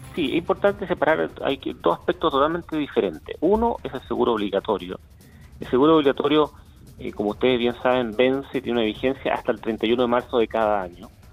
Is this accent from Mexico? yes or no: no; Chile; somos todos los chilenos